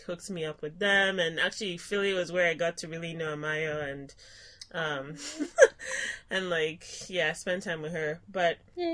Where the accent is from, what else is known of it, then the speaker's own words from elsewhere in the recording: Lagos, Nigeria; moved away as an adult; also born or lived in South Hadley, Massachusetts; now in Ann Arbor, United States; I did my pre-college education in Lagos, Nigeria, and went to boarding school